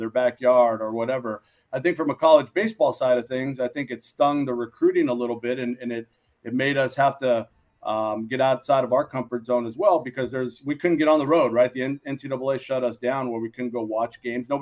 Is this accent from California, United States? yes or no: yes; Los Angeles, California, United States; also born or lived in Moraga, California